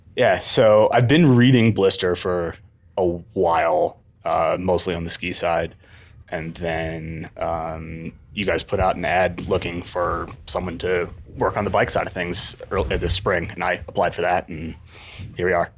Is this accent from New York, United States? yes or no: yes; Ithaca, New York, United States; moved away as an adult; also born or lived in Southern California / Australia; now in Seattle, United States; I grew up in Ithaca, New York